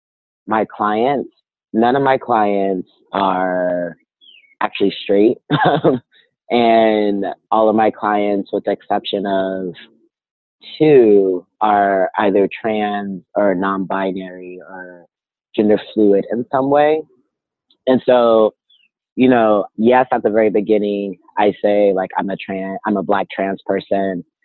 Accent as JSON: {"language": "English", "town": "Inglewood", "region": "California", "country": "United States", "also_born_or_lived": "Arizona", "moved": "yes", "lives_now": "Berkeley, United States", "said": "I am originally from Inglewood, California. Lived in Arizona for 11 years, and now I'm currently in Berkeley, California"}